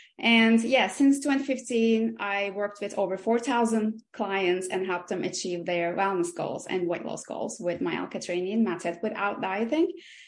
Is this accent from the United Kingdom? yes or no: no; Aegean Region, Turkey; English is a second language; I grew up in Turkey, in the Aegean Mediterranean part of Turkey, and both of my mom and dad, they're both engineers.